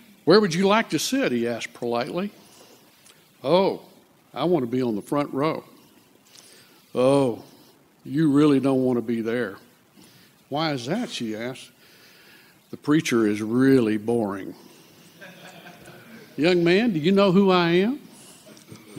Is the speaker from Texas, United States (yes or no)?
yes; Lufkin, Texas, United States; I grew up in Lufkin, Texas